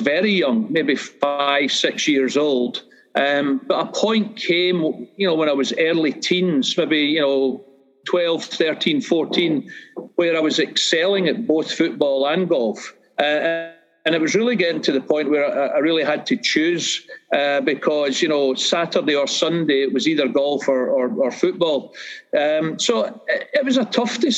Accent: Irvine, Scotland, United Kingdom; moved away as an adult; now in Edinburgh, United Kingdom; I grew up in Irvine in Ayrshire, which is on the west coast of Scotland

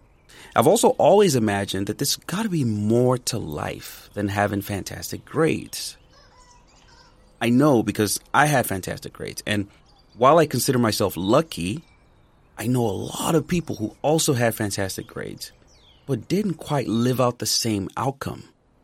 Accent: United States; I'm Nigerian American, so yes, there may be some bias

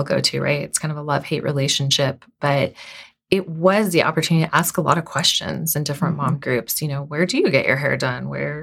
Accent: Southern California, United States; moved away; I was born and raised in Southern California.

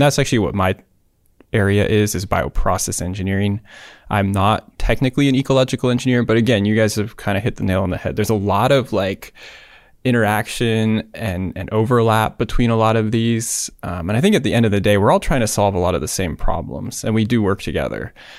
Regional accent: Davis, California, United States; Davis, U C Davis, in my hometown

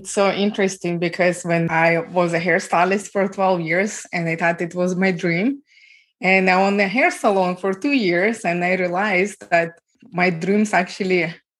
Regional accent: Ukraine; moved away; I was born and raised in Ukraine

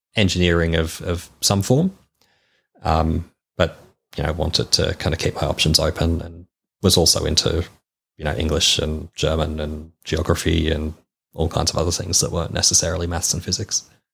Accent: Melbourne, Victoria, Australia; I was born in Melbourne.

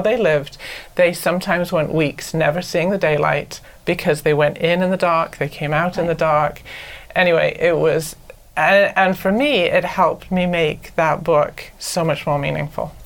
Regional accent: Anglesey, Wales, United Kingdom; moved away as an adult; now in United States; I'm from Anglesey, which is a little island off the north coast of Wales

